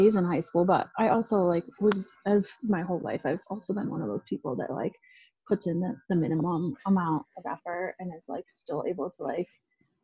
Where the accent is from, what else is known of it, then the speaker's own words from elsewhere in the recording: outside Syracuse, New York, United States; moved away as an adult; also born or lived in Denver, Colorado; or well, outside of Syracuse, New York, in like a really small town